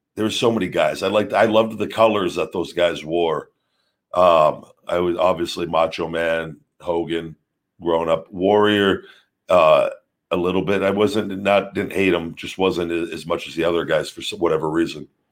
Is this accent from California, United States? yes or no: no; Las Vegas, Nevada, United States; my hometown uh, in Vegas